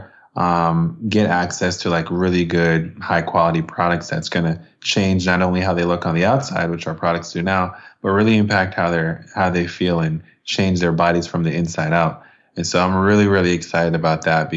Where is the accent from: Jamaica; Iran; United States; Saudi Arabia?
Jamaica; I'm Jamaican and from the Caribbean